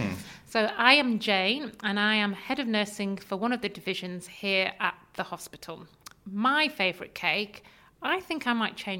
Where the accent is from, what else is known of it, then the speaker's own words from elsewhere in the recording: North East England, United Kingdom; moved away as an adult; you can tell from my accent, I am not from this area. I am from the northeast of England. And throughout the 21 years of living down here, I have experienced, to some extent, lots of different forms of judgment from being a northerner.